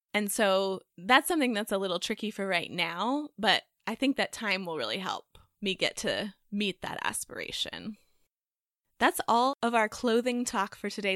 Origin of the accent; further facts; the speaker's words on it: Texas, United States; now in North Carolina, United States; the cookies I grew up eating in Texas